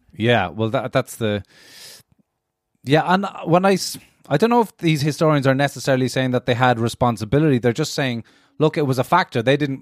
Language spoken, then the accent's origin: English; Cork, Munster, Ireland; I grew up in Cork